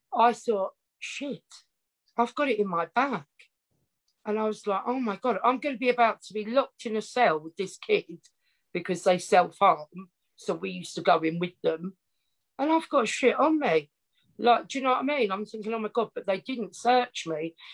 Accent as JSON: {"language": "English", "area": "Essex", "region": "East of England", "country": "United Kingdom", "tie": "born or raised there", "accent": "Essex", "said": "I grew up in Essex, a small little town"}